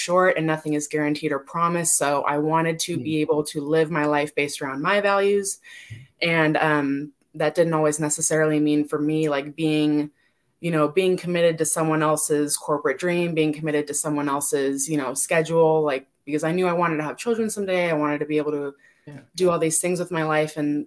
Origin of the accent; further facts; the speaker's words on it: California, United States; now in Las Vegas, United States; I'm originally from California, but I'm in Las Vegas.